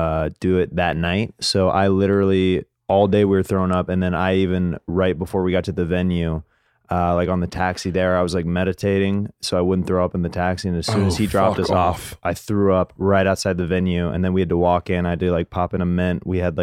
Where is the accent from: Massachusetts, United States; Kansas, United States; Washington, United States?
Kansas, United States; Kansas. So yeah.